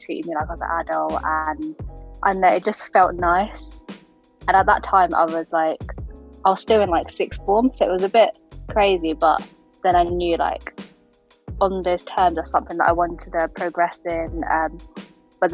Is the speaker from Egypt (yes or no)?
no; Hertfordshire, East of England, United Kingdom; I'm from Hertfordshire